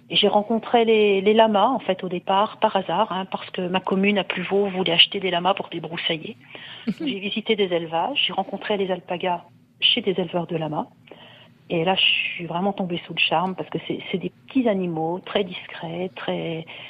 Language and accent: French; northern France, France; now in Côte-d'Or, France; je viens du nord de la France et mon père avait des moutons